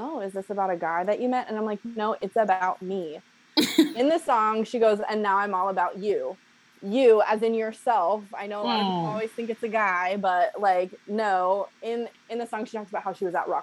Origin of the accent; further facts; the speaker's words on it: Bay Area, California, United States; I'm from the Bay Area.